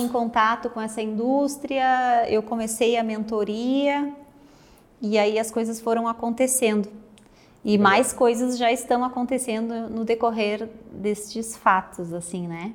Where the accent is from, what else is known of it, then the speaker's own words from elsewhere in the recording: Porto Alegre, Rio Grande do Sul, Brazil; moved away as an adult; also born or lived in Caxias do Sul; now in Serra Gaúcha, Brazil; eu sou natural de Porto Alegre, moro na Serra Gaúcha agora